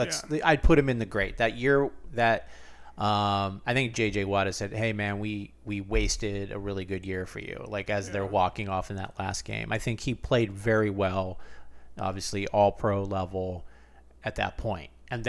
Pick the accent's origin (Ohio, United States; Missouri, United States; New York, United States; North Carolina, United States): Ohio, United States; Cleveland; born there; I was born in Cleveland. I have a lot of family that have been Cleveland fans.